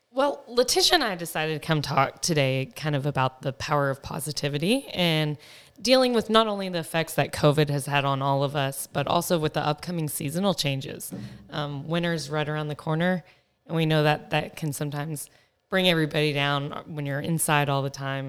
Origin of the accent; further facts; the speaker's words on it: Texas, United States; moved away as an adult; also born or lived in Dallas, Texas; now in Phoenix, United States; I grew up in Texas. Being a Texas girl was hard to leave